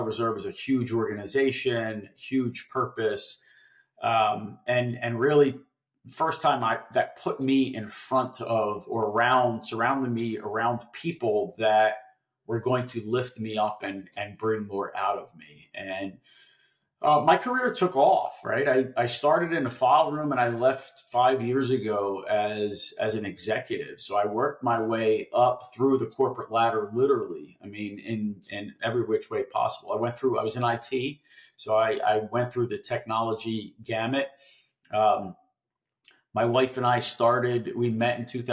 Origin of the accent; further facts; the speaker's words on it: Philadelphia, Pennsylvania, United States; I grew up in Philadelphia and I went to South Philadelphia High School